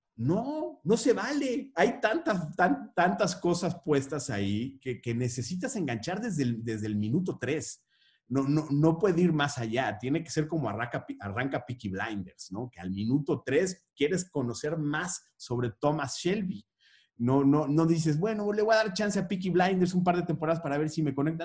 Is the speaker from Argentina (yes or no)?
no; Mexico; Somos el país de Juan Rulfo